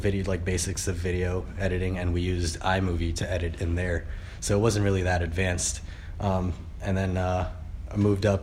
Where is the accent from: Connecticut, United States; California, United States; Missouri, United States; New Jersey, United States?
New Jersey, United States; South Brunswick; also born or lived in New York / Pakistan; I grew up mainly in New Jersey, from South Brunswick, Central Jersey